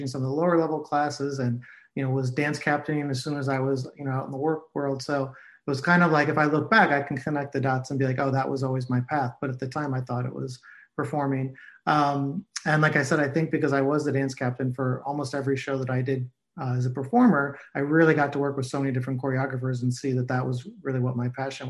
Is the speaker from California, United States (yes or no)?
no; Cleveland, Ohio, United States; moved away as an adult; also born or lived in New York; I grew up in Cleveland, Ohio, and went to school for musical theater and moved to New York like most people